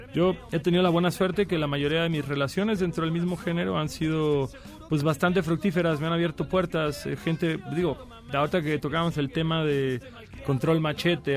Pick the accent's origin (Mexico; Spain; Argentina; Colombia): Mexico; Cancún, Quintana Roo; yo soy de Cancún